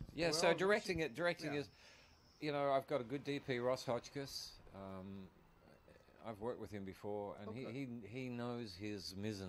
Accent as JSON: {"language": "English", "country": "Australia", "said": "I'm Australian."}